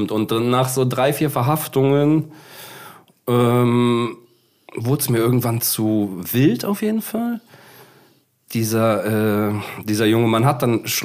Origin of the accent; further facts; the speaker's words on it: Cologne, North Rhine-Westphalia, Germany; Äh, ja, also ich komme ja erstmal hier aus Köln. Ne? Und wenn du in Köln lebst